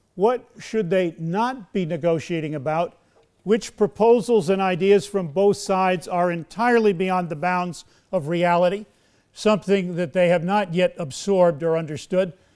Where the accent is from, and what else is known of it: United States